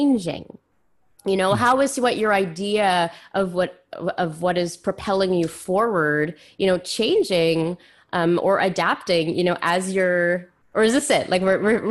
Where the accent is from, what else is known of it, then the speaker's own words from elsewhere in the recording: Canada; moved away; also born or lived in Ontario; I grew up in Quebec and Ontario